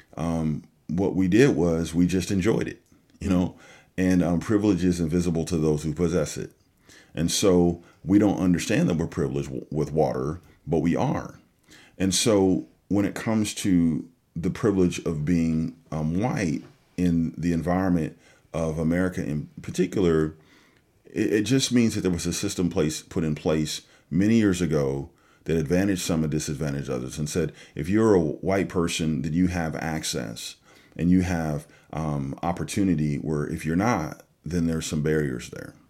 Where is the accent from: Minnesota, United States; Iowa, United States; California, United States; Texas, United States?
California, United States; moved away as an adult; also born or lived in West Michigan; now in Michigan, United States; I'm originally from California, like you said, and, um, you know, I moved to the Midwest, uh, years ago